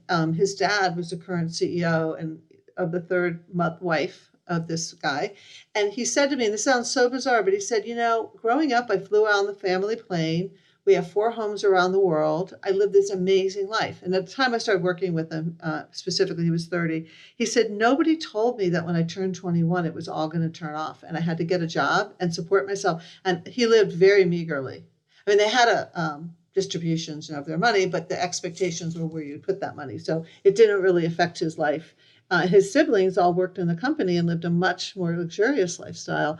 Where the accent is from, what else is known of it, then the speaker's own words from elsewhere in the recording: Miami, Florida, United States; moved away as an adult; also born or lived in Michigan; I grew up in Miami and I went to Michigan